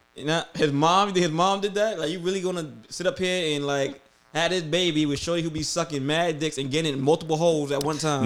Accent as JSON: {"language": "English", "region": "New York", "country": "United States", "said": "I'm from New York"}